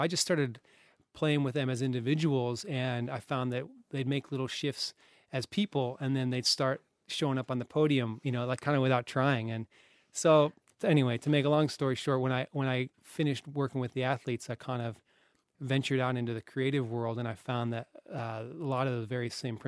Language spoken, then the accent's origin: English; Colorado, United States; now in Australia; Colorado, USA.